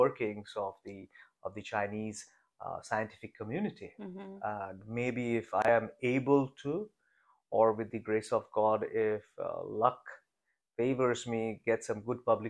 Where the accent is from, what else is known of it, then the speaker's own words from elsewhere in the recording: Kolkata, West Bengal, India; moved away as an adult; also born or lived in China; I'm an Indian. Mm. And I grew up in a big city called Kolkata. In India.